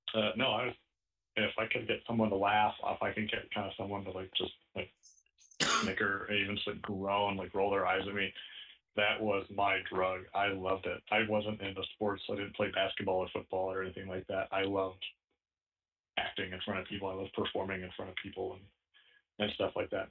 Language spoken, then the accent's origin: English; Omaha, Nebraska, United States; now in San Diego, United States